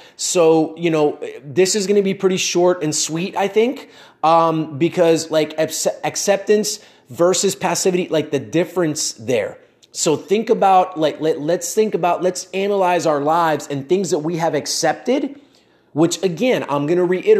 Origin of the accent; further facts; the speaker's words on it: United States; born there; Like I was born in the United States, but we both had the same amount of opportunities.